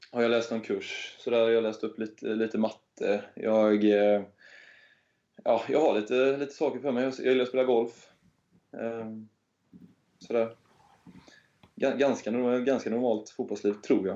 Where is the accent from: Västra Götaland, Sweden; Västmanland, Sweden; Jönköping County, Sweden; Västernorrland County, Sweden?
Västra Götaland, Sweden; Hälsö; moved away; Jag kommer från Hälsö i, ute i norra skärgården.